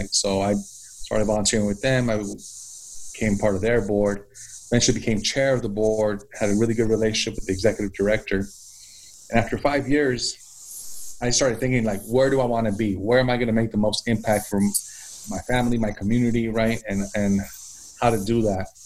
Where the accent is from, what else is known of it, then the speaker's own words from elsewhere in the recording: San Francisco, California, United States; also born or lived in Nicaragua; I'm originally from Nicaragua. I was born there, but my family migrated when I was three years three years old. So I grew up in San Francisco, California. Spent my upbringing in the Mission District.